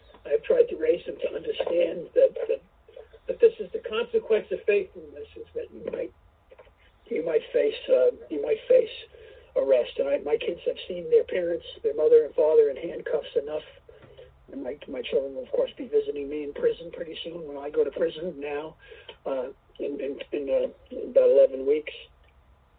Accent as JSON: {"language": "English", "town": "New York City", "region": "New York", "country": "United States", "tie": "born or raised there", "said": "I grew up in New York City, not in Manhattan, but in the Bronx and Queens"}